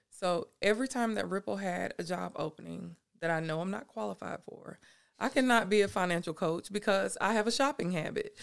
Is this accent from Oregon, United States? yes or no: no; Anderson, South Carolina, United States; moved away as an adult; now in Seneca, United States; I was born and raised in Anderson. I know people there